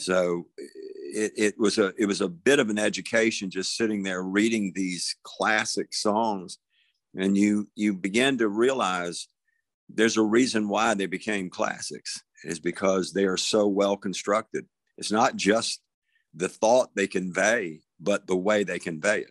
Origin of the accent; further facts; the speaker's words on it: Tybee Island, Georgia, United States; moved away; also born or lived in Savannah, Georgia; was born in Savannah, Georgia, and I, I grew up out on a little place called Tybee Island, Georgia